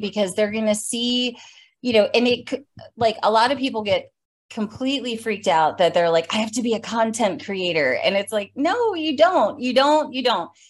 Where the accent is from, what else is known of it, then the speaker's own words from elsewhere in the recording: Atlanta, Georgia, United States; I hail from Atlanta, Georgia